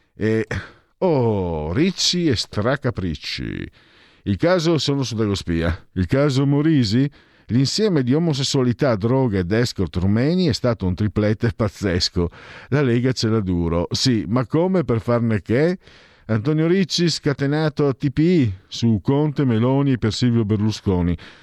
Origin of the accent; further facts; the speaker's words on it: Friuli-Venezia Giulia, Italy; moved away; Io vengo dalla provincia del Rico, quella friulana, no? più profonda